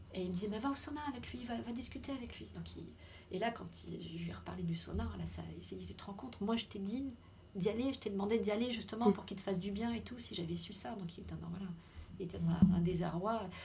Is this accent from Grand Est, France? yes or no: yes; Lorraine, Grand Est, France; je suis retournée chez moi en Lorraine